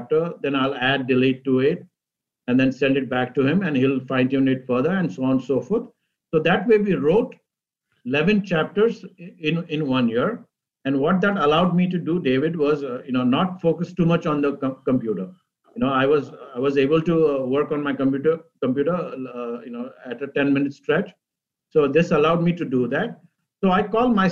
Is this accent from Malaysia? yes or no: no; Mumbai, Maharashtra, India; moved away as an adult; also born or lived in Cleveland / Boston; now in Northern Virginia, United States; I was born in India, and I grew up in Mumbai. And I moved to the United States 30 years ago, first as an international student